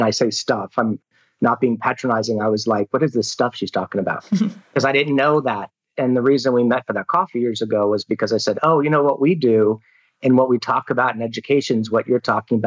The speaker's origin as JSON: {"language": "English", "region": "California", "country": "United States", "moved": "as an adult", "lives_now": "Australia", "said": "I'm from California originally, San Diego County Teacher of the Year a long time ago"}